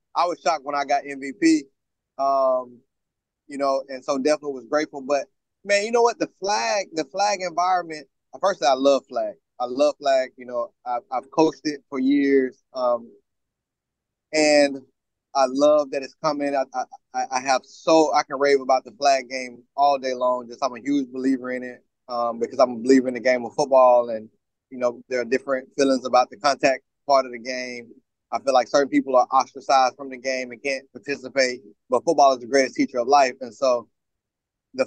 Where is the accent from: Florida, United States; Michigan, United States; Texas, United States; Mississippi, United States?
Mississippi, United States; Brandon; moved away as an adult; also born or lived in Arkansas; now in New Orleans, United States; going back to my hometown and my high school and all the people I represent there, back to my college, Arkansas State. So Brandon High School